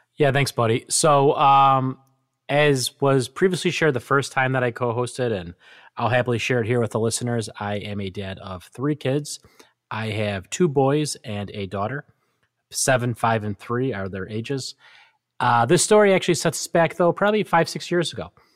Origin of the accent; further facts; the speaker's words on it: Western New York, United States; growing up in Western New York as a diehard Buffalo Bills fan